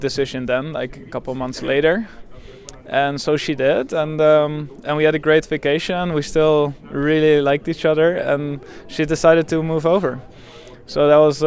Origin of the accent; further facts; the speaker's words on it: Netherlands; moved away as an adult; now in Canada; I grew up in Holland and I lived there for 27 years, so obviously, like, there's a part of me that's still feels Dutch